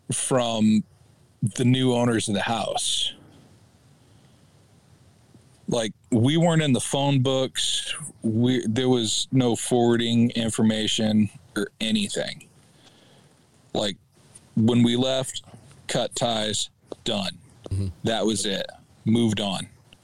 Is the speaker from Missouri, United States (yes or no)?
yes; Missouri, United States; We moved out to Oregon from Missouri.